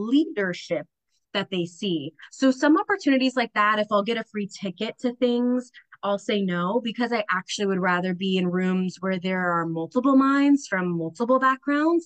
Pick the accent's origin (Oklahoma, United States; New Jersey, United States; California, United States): New Jersey, United States; Roxbury; also born or lived in Bayonne, New Jersey / Minnesota; I grew up in Roxbury, New Jersey